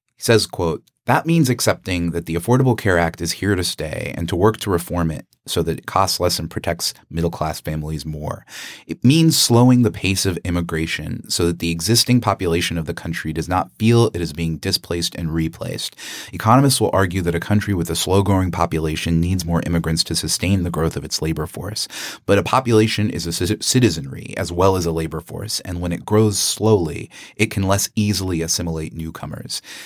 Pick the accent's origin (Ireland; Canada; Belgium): Canada; now in United States; I was born in Canada also.